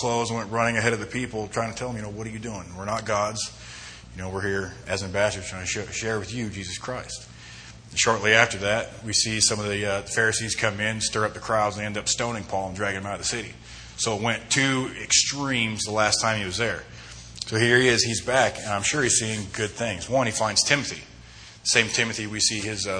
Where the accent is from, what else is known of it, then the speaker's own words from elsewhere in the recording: Homedale, Idaho, United States; moved away as an adult; also born or lived in Twentynine Palms, California; now in Twin Falls, United States; I am from Idaho. I'm actually from Western Idaho, Homedale, to be more specific